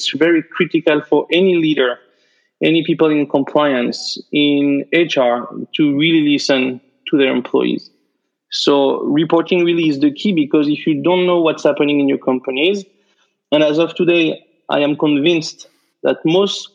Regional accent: France; English is a second language; moved away as an adult; now in United States; I'm from France, but I've been practicing law in the US for the past 15 years

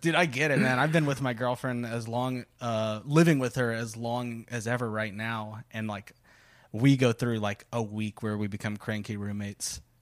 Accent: Corpus Christi, Texas, United States; moved away; my genesis, if, if you will, uh, it starts, uh, right in Texas's butthole, uh, Corpus Christi

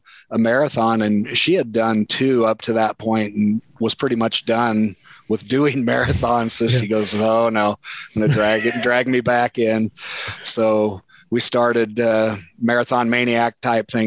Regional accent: Iowa, United States; moved away as an adult; also born or lived in Alma, Nebraska; now in Nebraska, United States; born and raised Nebraska, but we did move to Iowa early on with my mom. So really a lot of my school years and everything was all in Iowa.

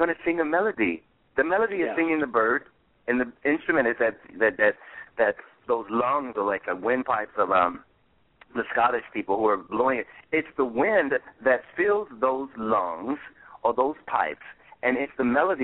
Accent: Detroit, Michigan, United States; I'm from Detroit. I was born there

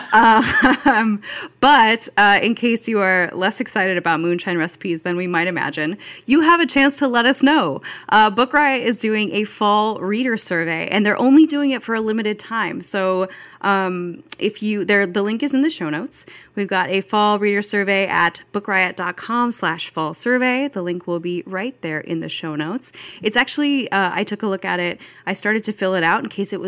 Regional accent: Pacific Northwest, United States; I grew up in the Pacific Northwest where a hot summer day is approximately 78 degrees

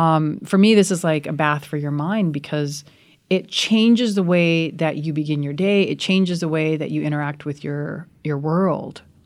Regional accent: United States; also born or lived in rural India; now in India; I'm very, very fortunate to be a part of two cultures. I love being an American

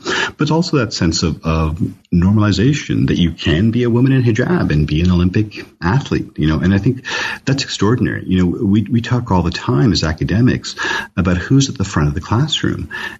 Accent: Canada; when I was a kid growing up in Canada in the 70s, you didn't see brown people on television. You didn't see Asians on television.

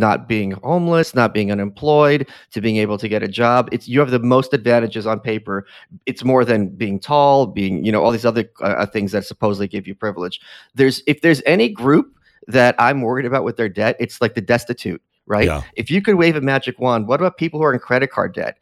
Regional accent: New York City, New York, United States; As a New Yorker

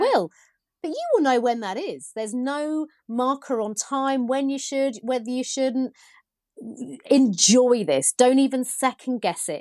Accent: United Kingdom; being British

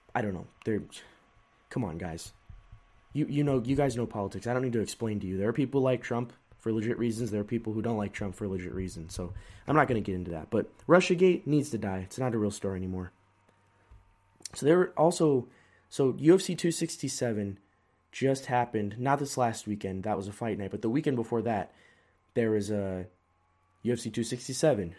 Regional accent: California, United States; I was born in California.

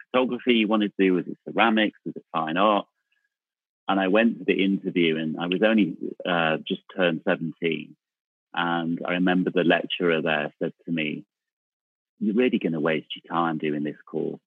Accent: Manchester, North West England, United Kingdom; moved away as an adult; also born or lived in London; I grew up in Manchester, in South Manchester, in a place called Cholton-cum-Hardy

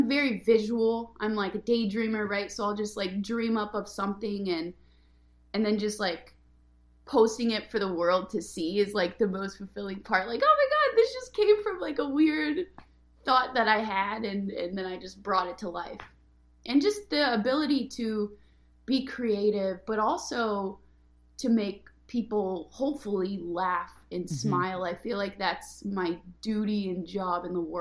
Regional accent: Oregon, United States; moved away as an adult; also born or lived in Bay Area, California / Los Angeles, California; I grew up in a very small town in Oregon

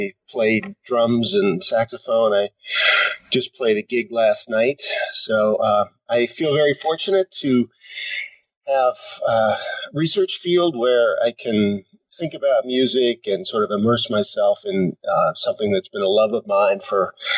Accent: Tenafly, New Jersey, United States; Well, I grew up in a town outside of New York City called Tenafly, right across the Hudson River, and basically spent my life up and down the East Coast.

